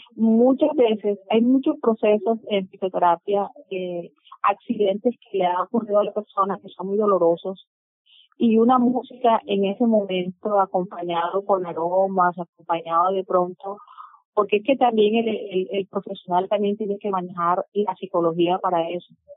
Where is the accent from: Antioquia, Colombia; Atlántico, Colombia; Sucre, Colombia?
Sucre, Colombia; Sincelejo; soy del departamento de Sucre, nací en el municipio de Cincelejo